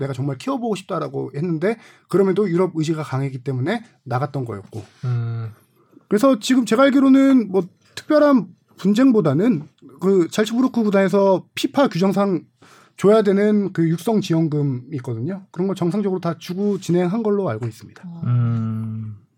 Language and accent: Korean; Suwon, Gyeonggi Province, South Korea; 제가 수원을 좋아했던 것 중에 하나도 당시 뭐 제가 고향이어서